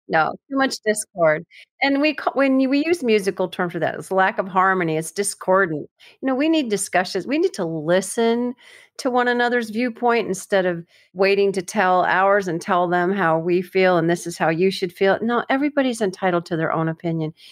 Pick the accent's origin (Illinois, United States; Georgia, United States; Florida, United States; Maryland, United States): Florida, United States; I'm from Florida